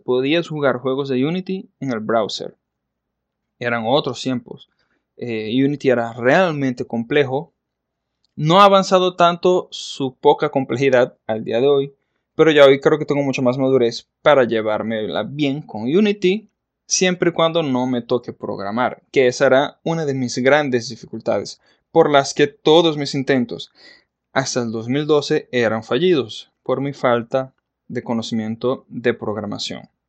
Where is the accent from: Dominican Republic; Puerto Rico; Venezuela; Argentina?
Venezuela; Maracaibo, Zulia; Yo soy venezolano, nacido en la ciudad de Maracaibo en el año de 1983.